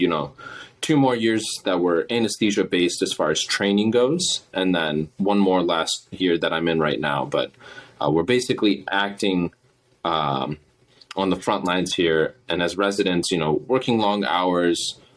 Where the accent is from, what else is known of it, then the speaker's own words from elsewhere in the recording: Midwest, United States; I'm from the Midwest area.